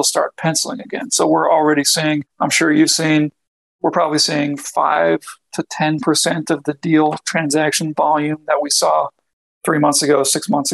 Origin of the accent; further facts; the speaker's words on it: Denver, Colorado, United States; I'm from Denver